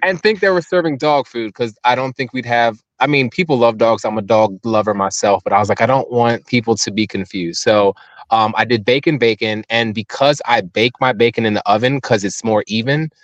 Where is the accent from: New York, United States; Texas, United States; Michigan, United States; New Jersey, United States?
New Jersey, United States; Cape May; moved away; I'm from Cape May, born and raised